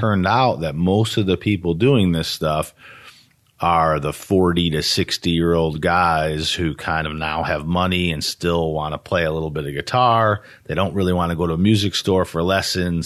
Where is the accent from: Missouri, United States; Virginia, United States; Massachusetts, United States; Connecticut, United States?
Connecticut, United States; Harwinton; also born or lived in Torrington, Connecticut; I actually grew up in Harwinton.